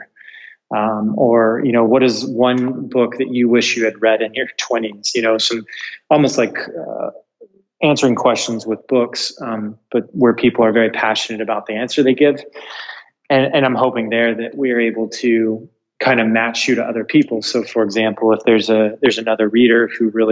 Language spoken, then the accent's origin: English; United States; moved away as an adult; now in Portugal; we are dual American EU citizens